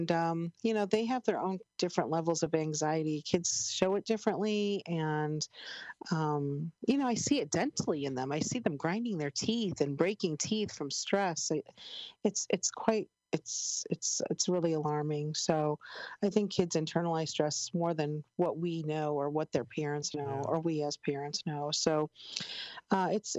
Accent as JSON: {"language": "English", "town": "Chicago", "region": "Illinois", "country": "United States", "said": "I'm from Chicago"}